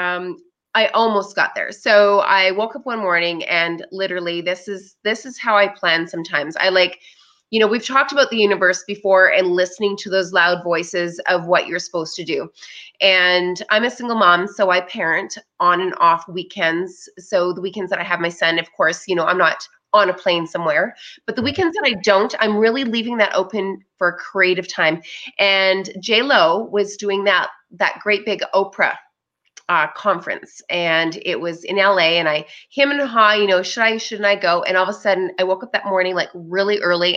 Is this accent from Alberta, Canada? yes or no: yes; Calgary, Alberta, Canada; I'm from Calgary, Alberta.